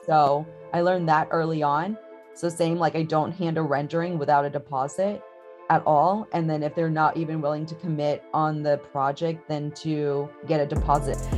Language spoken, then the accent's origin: English; Houston, Texas, United States; I am been born and raised in Houston, Texas